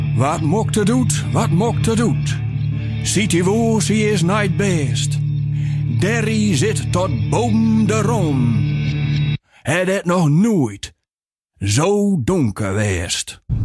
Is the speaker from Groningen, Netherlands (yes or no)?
yes; Zandeweer, Groningen, Netherlands; also born or lived in Uithuizen; ik ben geboren in Zandeweer, maar ik ging naar de middelbare school helemaal eh, drie kilometer verderop naar Uithuizen